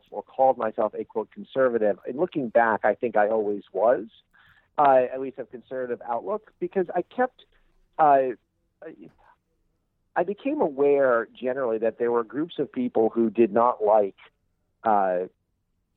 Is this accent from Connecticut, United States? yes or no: no; New York City, New York, United States; I grew up in Brooklyn, New York, an area right along the edge of Jamaica Bay